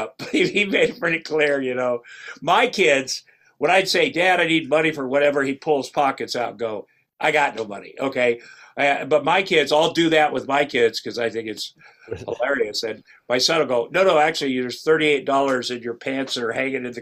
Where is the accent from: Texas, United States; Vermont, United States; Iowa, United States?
Iowa, United States; Ottumwa; moved away; I'm from Ottumwa, Iowa, which is southeast Iowa, and I worked on the kill floor of a meatpacking plant for 3 years after high school